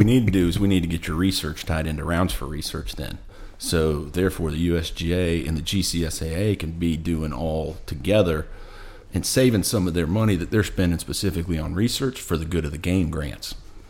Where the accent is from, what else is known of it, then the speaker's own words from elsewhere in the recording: Hawaii, United States; moved away; I had that in Hawaii growing up.